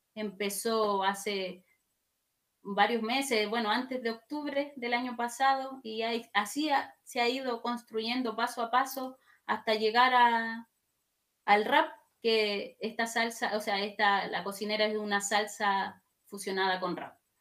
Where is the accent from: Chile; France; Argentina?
Chile; Wallmapu; como mapuche